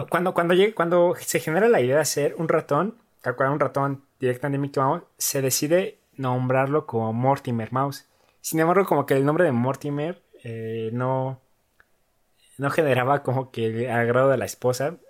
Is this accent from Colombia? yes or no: no; Ecatepec, State of Mexico, Mexico; yo nací en Ecatepec, ahí en la eh, Jardín Santa Clara.